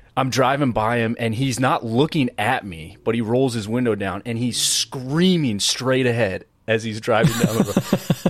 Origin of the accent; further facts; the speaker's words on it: East Coast, United States; moved away; also born or lived in Massachusetts; growing up on the East Coast and then living in the West Coast